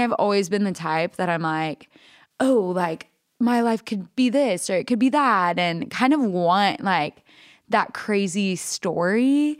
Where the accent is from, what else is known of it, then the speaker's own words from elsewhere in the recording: Alva, Oklahoma, United States; moved away; also born or lived in Texas; I grew up in a really small town called Alva, Oklahoma